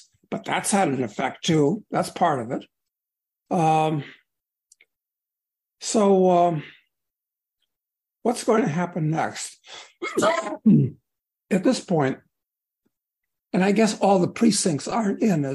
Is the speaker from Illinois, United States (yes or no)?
yes; Chicago, Illinois, United States; I grew up in Chicago